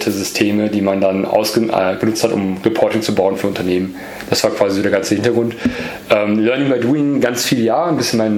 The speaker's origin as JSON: {"language": "German", "town": "Easter Island", "region": "Valparaíso", "country": "Chile", "tie": "born there", "said": "geboren, geboren bin ich in Südamerika, in, in äh, auf einer Insel äh, nähe Chile"}